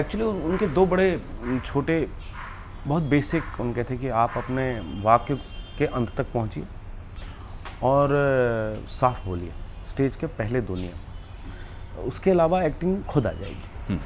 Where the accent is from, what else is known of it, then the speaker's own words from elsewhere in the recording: Hoshangabad, Madhya Pradesh, India; moved away as an adult; also born or lived in Baramulla, Kashmir; now in Mumbai, India; मैं होशंगाबाद में मंदिरों का शहर है पला बड़ा हूँ